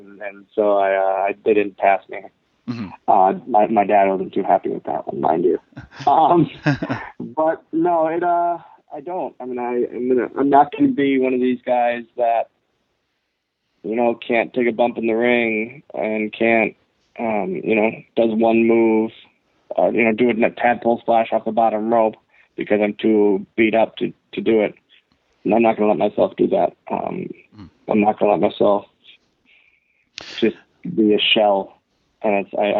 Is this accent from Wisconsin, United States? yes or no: yes; Green Bay, Wisconsin, United States; born or raised there